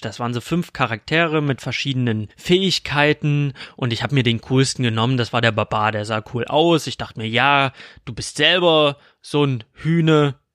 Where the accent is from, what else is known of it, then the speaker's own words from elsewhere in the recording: Dresden, Saxony, Germany; accent: Saxon; also born or lived in Freital; mein Vater ist Libanese, aber ich bin in Dresden geboren und aufgewachsen